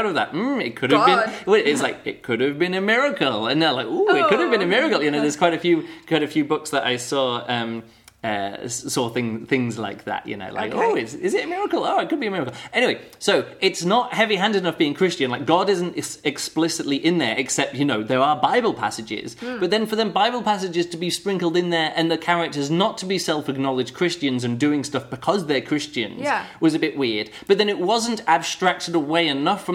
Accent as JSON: {"language": "English", "country": "United Kingdom", "said": "I'm British and not American"}